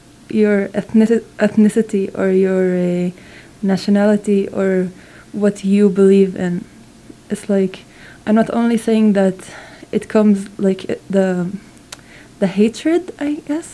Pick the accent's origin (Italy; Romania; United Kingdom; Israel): Israel; Nof HaGalil, Northern District; English is a second language; I'm actually from a place called Nazareth Elite